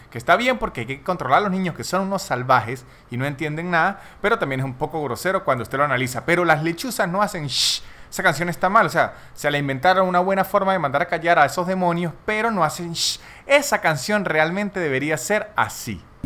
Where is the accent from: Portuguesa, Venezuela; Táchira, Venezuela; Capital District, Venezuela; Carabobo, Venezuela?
Táchira, Venezuela; San Cristóbal; Yo que soy de Venezuela, de donde soy yo, que se llama San Cristóbal